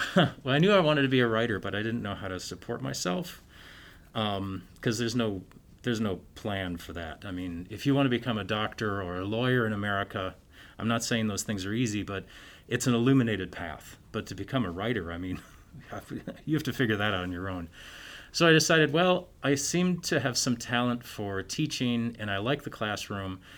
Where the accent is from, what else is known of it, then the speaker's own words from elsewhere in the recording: Stillwater, Minnesota, United States; moved away as an adult; also born or lived in Chicago / Northern Ireland / Barcelona / London; now in Sioux Falls, United States; I'm originally from Stillwater, Minnesota